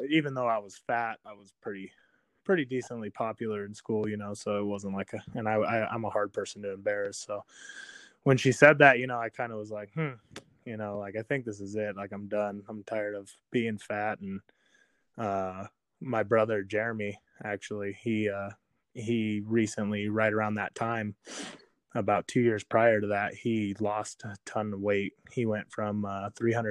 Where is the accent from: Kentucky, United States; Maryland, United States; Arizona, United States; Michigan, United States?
Arizona, United States; Kingman; I was born and raised in Kingman, so Kingmanite